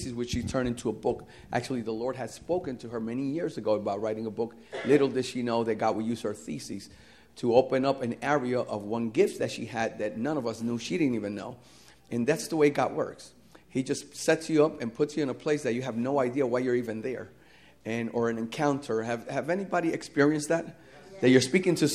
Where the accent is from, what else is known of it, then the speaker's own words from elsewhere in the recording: New Jersey, United States; moved away as an adult; also born or lived in Puerto Rico; I was born and raised in New Jersey